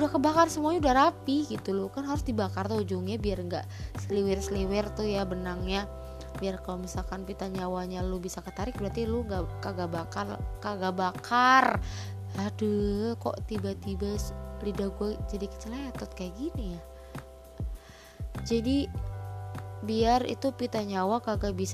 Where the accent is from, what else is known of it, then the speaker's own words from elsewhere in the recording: Cirebon, West Java, Indonesia; jadi SMA gue ini adalah terbilang SMA favorit di kota gue yaitu di di, eh, di Cirebon